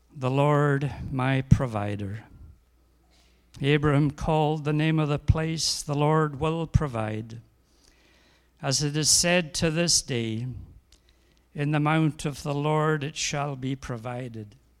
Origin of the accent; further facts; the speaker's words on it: Scotland, United Kingdom; I'm a Scotsman